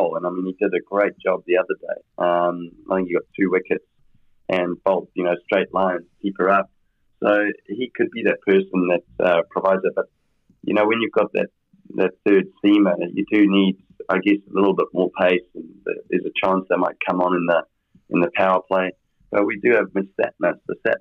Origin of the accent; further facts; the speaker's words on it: New Zealand; me as a Kiwi commentator